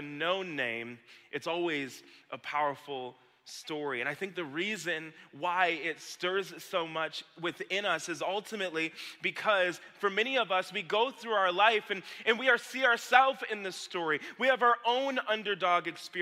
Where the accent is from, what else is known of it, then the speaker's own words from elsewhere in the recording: Lake Orion, Michigan, United States; back here in Lake Orion with my Kensington Church family. This is my hometown